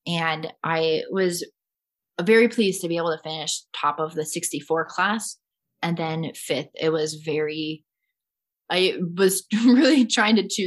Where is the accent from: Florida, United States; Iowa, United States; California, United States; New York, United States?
Iowa, United States; Cedar Rapids; In Cedar Rapids, my hometown